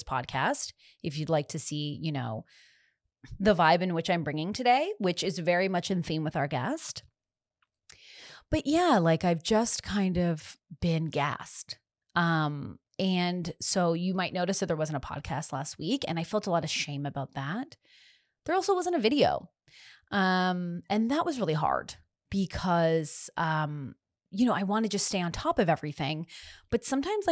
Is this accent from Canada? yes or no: yes; Canada; also born or lived in Los Angeles; I'm Canadian